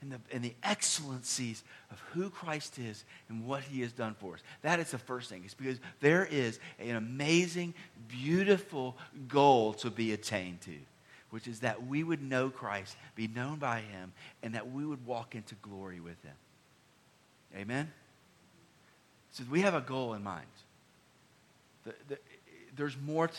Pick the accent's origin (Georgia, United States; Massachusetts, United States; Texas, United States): Georgia, United States; Decatur; I grew up in the Atlanta, Georgia area, near Decatur